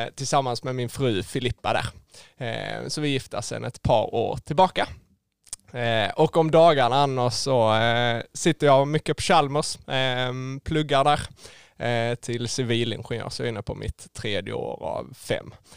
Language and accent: Swedish; Skåne, Sweden; där jag växte upp eh, hemma i Skåne då ute på, på landsbygden med, med min familj